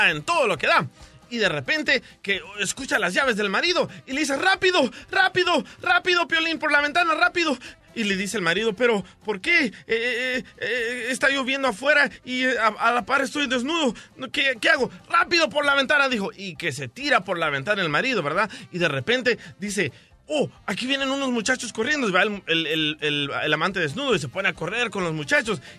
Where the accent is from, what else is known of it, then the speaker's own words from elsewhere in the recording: El Salvador; now in United States; Sí, sabes que cuando venimos a Estados Unidos del Salvador, el manager de los apartamentos donde vivíamos